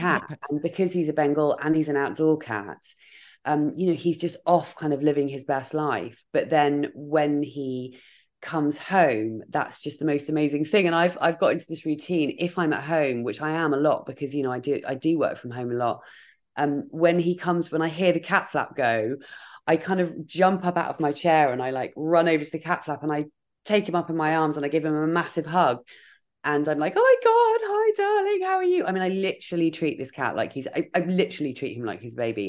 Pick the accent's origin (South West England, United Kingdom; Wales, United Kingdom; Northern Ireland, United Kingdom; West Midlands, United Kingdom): South West England, United Kingdom; Dorset; moved away as an adult; now in London, United Kingdom; I moved to London because I grew up in Dorset